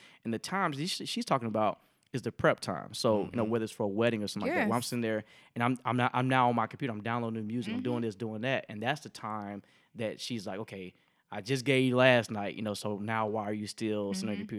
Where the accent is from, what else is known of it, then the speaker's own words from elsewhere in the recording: Tuskegee, Alabama, United States; So I'm from Tuskegee, Alabama, right?